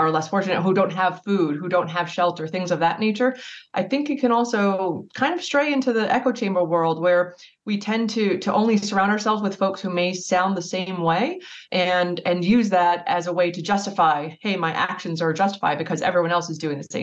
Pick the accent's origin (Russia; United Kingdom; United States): United States; New Jersey; now in Richmond, United States; I am domiciled in Richmond, Virginia, but I'm originally from New Jersey